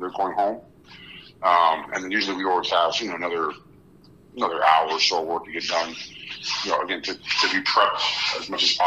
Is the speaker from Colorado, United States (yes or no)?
no; Miami, Florida, United States; So I grew up in Miami in the 80s. I was born in 82